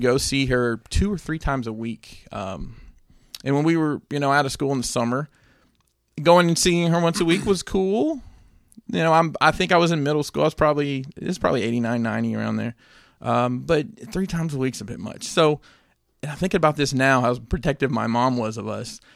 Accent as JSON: {"language": "English", "region": "Alabama", "country": "United States", "tie": "born or raised there", "said": "growing up in Alabama"}